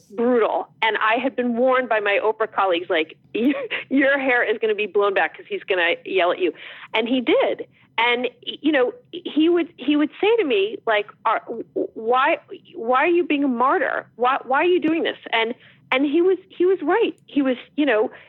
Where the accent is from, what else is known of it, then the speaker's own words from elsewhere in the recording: New Jersey, United States; I'm from New Jersey